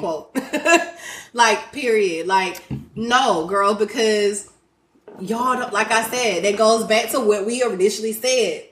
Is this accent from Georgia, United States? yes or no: yes; Griffin, Georgia, United States; now in Houston, United States; I'm not from Houston. I'm from Griffin, Group Town all day